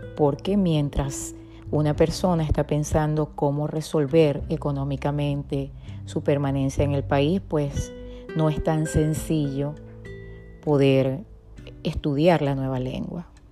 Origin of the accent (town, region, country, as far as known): Venezuela; born or raised there; moved away